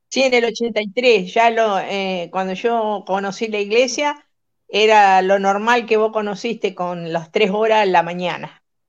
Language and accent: Spanish; Rosario, Santa Fe, Argentina; moved away; also born or lived in Utah; de donde soy yo en Rosario